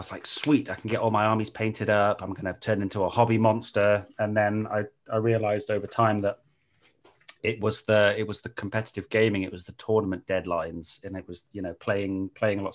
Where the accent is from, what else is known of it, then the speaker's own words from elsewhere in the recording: Pembrokeshire, Wales, United Kingdom; I'm really from Wales. My mum was born in Wales, and my father's a Yorkshireman, but I moved to Wales when I was 3 and did all my schooling and stuff there. Yeah, in a little place called Pembrokeshire